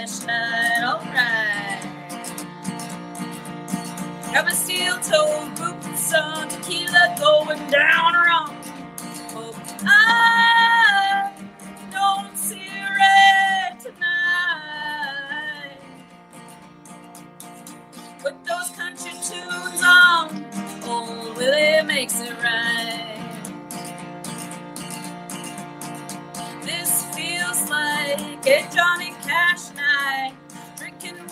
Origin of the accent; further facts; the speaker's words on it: Prince Albert, Saskatchewan, Canada; also born or lived in Yellowknife; shortly after being adopted, we were moved to Prince Albert